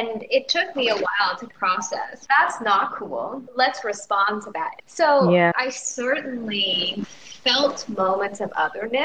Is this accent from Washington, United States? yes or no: yes; Seattle, Washington, United States; also born or lived in Iowa; I grew up in Seattle